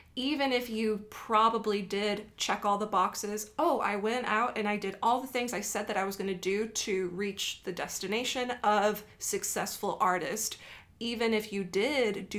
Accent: Brownsville, Texas, United States; moved away as an adult; also born or lived in San Marcos, Texas; in my hometown, I felt like I was the white kid in a city of Mexicans

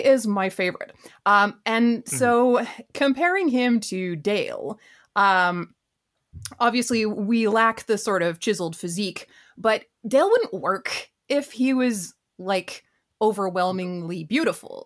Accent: Vancouver, British Columbia, Canada; I grew up in Vancouver

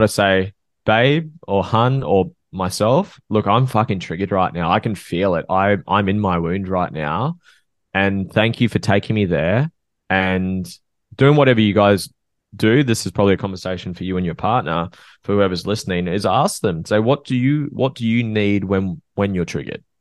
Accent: Norfolk Island; I'm from North Oak Island, which is a small island between Australia and New Zealand

